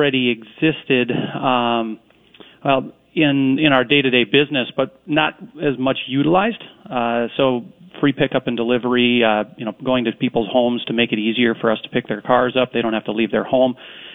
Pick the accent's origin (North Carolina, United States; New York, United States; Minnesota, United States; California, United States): Minnesota, United States; Corcoran; I was fortunate enough to grow up in a little town west of the metro in Corcoran